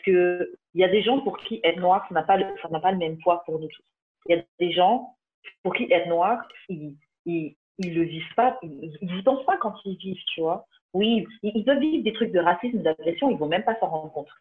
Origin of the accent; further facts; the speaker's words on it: France; Papa, maman martiniquais, mais j'ai grandi en France